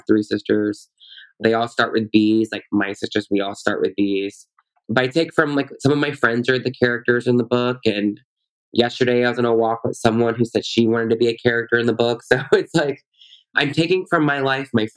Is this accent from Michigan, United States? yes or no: no; Louisiana, United States; now in Washington, D.C., United States; I'm from Louisiana